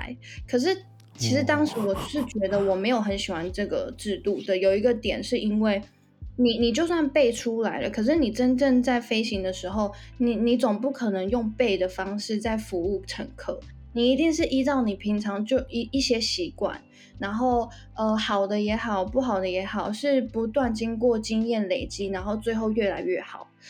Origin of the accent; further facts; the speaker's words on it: Taiwan; also born or lived in Xiamen, China; 小时候是在台湾长大